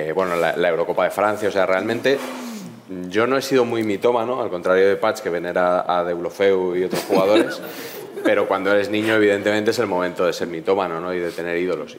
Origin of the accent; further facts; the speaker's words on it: Madrid, Community of Madrid, Spain; yo soy de Madrid